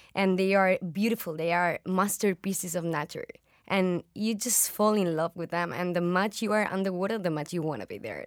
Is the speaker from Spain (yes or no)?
yes; Spain; I'm from Spain